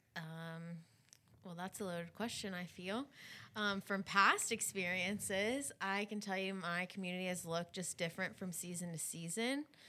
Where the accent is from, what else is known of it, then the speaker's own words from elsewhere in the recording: Baton Rouge, Louisiana, United States; I'm from Baton Rouge. I stayed in Baton Rouge at L S U